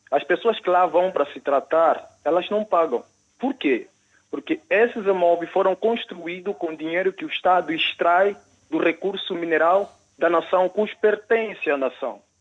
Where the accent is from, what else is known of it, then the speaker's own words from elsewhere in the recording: Angola; now in Brazil; Eu não vivo em Angola, sou angolano, mas vivo 25 anos no Brasil e eu estou aqui um mês.